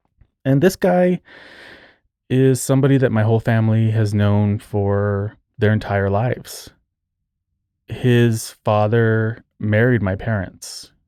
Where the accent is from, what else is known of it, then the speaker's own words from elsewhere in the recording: Socorro, New Mexico, United States; born there; I was born in 1980 in New Mexico, in Socorro, New Mexico, which is a tiny town south of Albuquerque.